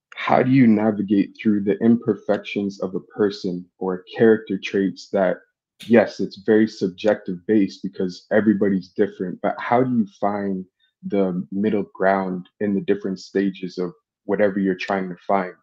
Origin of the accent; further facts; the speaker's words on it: Toronto, Ontario, Canada; I'm thirty-three. I'm from Toronto.